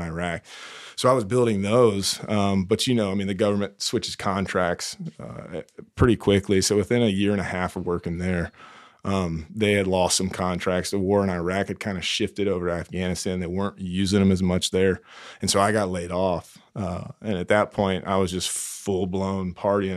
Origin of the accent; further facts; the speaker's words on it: Greenville, South Carolina, United States; moved away as an adult; Greenville, South Carolina.